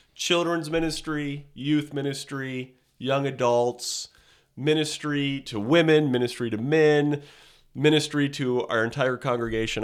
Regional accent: Southern California, United States; moved away as an adult; I grew up in Southern California

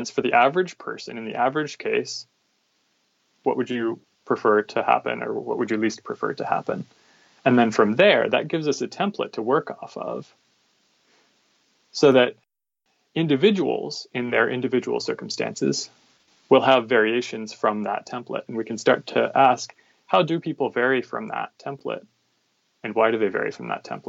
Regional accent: Virginia, United States; moved away as an adult; now in San Diego, United States; grew up in Virginia, and I've kind of had to live all over the U.S. for my medical training. I live in San Diego now

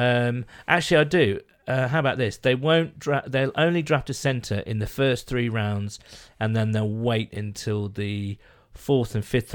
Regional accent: Midlands, United Kingdom; I'm from the Midlands, so I'm above London

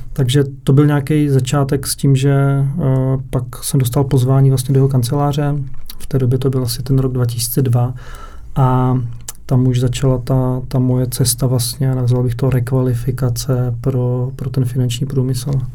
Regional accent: Předov, Olomouc Region, Czechia; jsem měl okno směrem na Prostějov, protože pocházím z Předova

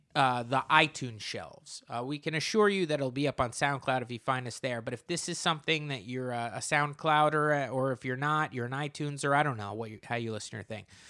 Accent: New Jersey, United States; now in New York, United States; I'm from New Jersey

